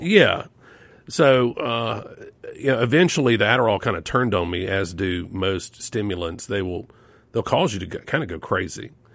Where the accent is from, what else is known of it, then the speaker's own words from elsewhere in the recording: Yazoo City, Mississippi, United States; it was a lot like Leave It to Beaver in Mayberry for me growing up in Yezzi City